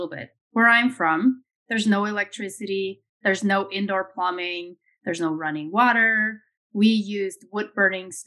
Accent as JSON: {"language": "English", "region": "Ohio", "country": "United States", "tie": "born or raised there", "said": "I grew up in Ohio"}